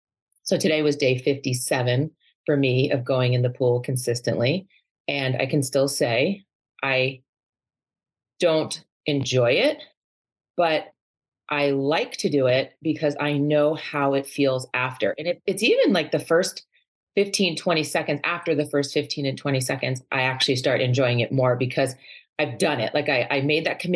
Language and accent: English; New York, United States; moved away as an adult; also born or lived in Boston / California / Seattle; now in Arizona, United States; Growing up in New York